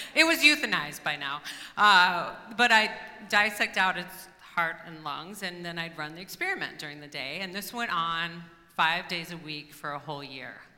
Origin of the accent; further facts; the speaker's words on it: Kansas, United States; now in Portland, United States; I was from Kansas